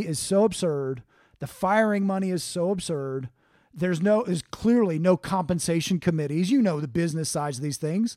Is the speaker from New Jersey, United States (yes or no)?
no; Cincinnati, Ohio, United States; hometown of Cincinnati